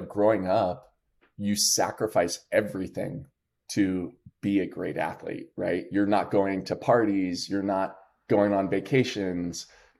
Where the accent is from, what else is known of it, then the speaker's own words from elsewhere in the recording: New Jersey, United States; I'm from Jersey. So I say New York because nobody knows like where Parsippany is